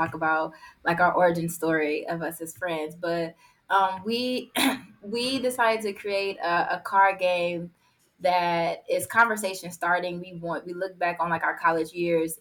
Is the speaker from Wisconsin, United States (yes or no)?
yes; Milwaukee, Wisconsin, United States; Born and raised in Milwaukee, Wisconsin